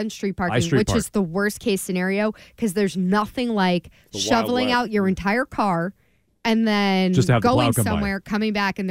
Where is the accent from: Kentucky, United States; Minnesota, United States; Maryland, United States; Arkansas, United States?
Maryland, United States; moved away as an adult; now in Massachusetts, United States; I'm not a native New Englander, that I'm from Maryland, I moved up here 12 years ago.